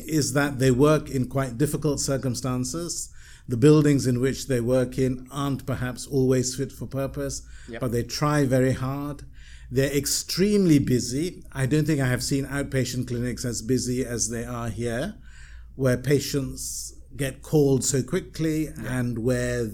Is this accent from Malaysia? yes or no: yes; Malaysia; moved away; also born or lived in United Kingdom; I'm a Malaysian, I was still quite anxious about returning to Malaysia